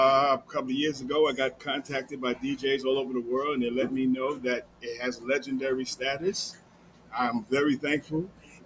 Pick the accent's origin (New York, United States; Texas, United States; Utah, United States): New York, United States; New York City; Brooklyn in the house. I'm from Brooklyn.